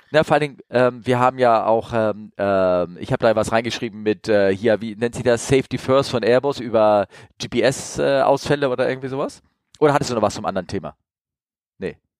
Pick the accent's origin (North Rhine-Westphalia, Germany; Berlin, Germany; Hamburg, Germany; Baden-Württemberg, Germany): Hamburg, Germany; als Hamburger